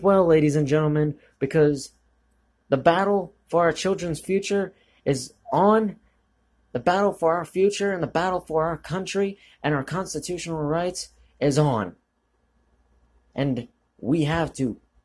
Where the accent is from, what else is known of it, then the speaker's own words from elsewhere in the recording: United States; as an American